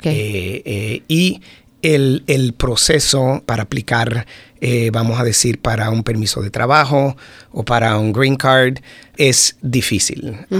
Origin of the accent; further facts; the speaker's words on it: Puerto Rico; moved away as an adult; also born or lived in Florida, United States; now in Howard County, United States; yo nací en Puerto Rico